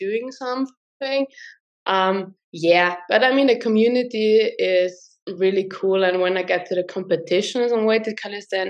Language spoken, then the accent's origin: English; Tyrol, Austria; I'm from Austria, from Tirol.